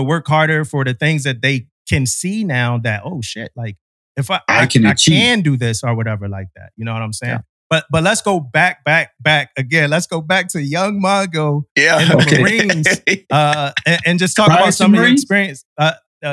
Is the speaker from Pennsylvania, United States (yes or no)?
yes; Philadelphia, Pennsylvania, United States; where I grew up at in Philly, as a young black kid